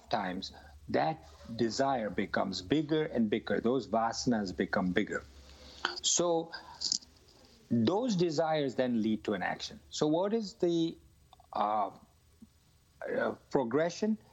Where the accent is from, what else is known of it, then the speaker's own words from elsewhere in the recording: India; I grew up in India where everybody around me used to smoke